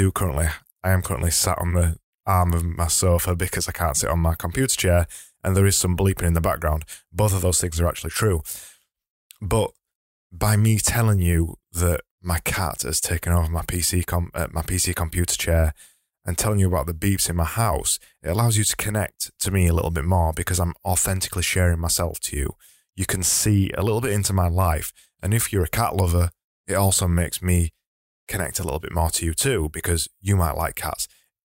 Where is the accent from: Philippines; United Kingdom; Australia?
United Kingdom; Yorkshire and the Humber; accent: broad Yorkshire; just so you find it easier to understand my broad Yorkshire accent.